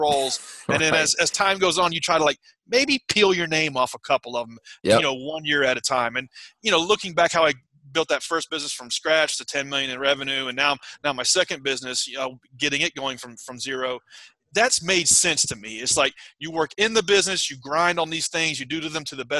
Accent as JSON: {"language": "English", "area": "outside of Nashville", "region": "Middle Tennessee", "country": "United States", "tie": "born or raised there", "said": "I grew up in Middle Tennessee, mm-hmm, outside of Nashville, Tennessee"}